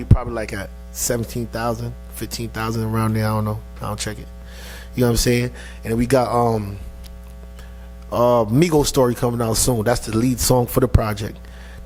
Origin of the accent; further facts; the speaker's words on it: New York City, New York, United States; I'm from Flatbush, to be exact